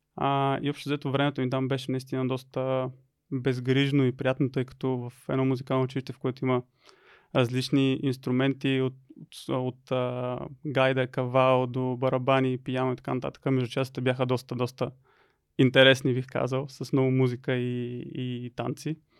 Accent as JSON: {"language": "Bulgarian", "town": "Lovech", "region": "Lovech Province", "country": "Bulgaria", "tie": "born or raised there", "said": "родом съм от Ловеч. А първите си години в училище прекарах в а, училище Панел Пивков"}